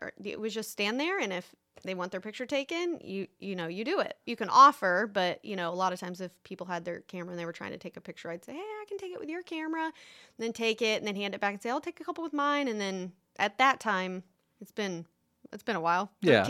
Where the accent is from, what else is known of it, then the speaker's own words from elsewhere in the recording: Bluffton, Indiana, United States; Yeah, that's where I'm originally from. And then when I moved to Orlando, I came back here.